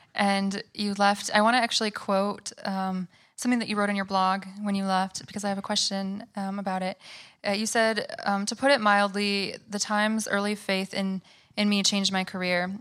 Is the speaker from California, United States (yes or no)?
no; Michigan, United States; now in New York, United States; We're both from Michigan